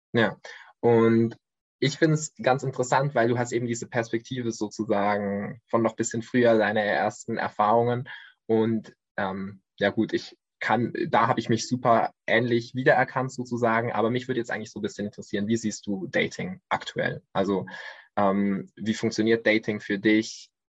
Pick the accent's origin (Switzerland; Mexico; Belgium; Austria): Switzerland; ich komme aus der Schweiz